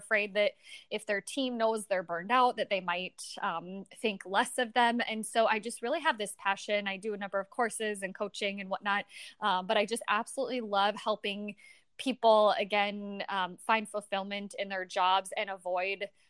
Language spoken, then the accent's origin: English; Niceville, Florida, United States; I was born in Niceville, Florida